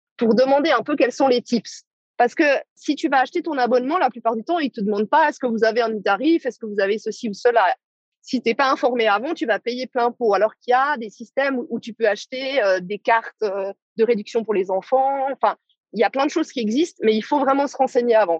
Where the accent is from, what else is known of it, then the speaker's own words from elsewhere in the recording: Switzerland; en tant que Suissesse